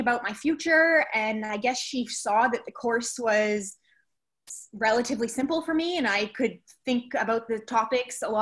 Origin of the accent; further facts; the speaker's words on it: White Rock, British Columbia, Canada; moved away as an adult; also born or lived in Vancouver, Canada / Antigonish, Nova Scotia, Canada; I grew up in Vancouver and in a town called White Rock, BC, about 45 minutes outside